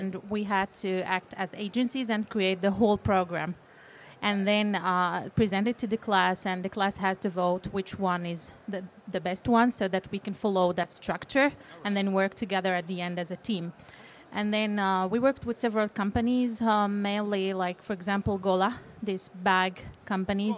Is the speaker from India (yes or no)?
no; Morocco; moved away as an adult; now in Finland; I'm coming from Morocco. I lived there and I studied English literature